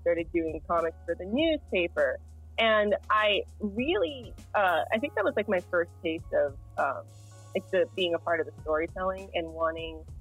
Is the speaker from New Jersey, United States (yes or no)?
no; Harrisburg, Pennsylvania, United States; moved away as an adult; also born or lived in Millersville, Pennsylvania; now in Los Angeles, United States; I was raised in Harrisburg